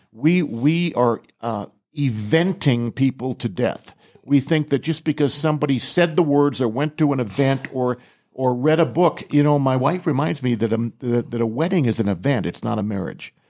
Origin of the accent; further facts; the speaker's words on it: Southern California, United States; also born or lived in Rhode Island; we moved from Rhode Island to Southern California when I was only eight, eight years old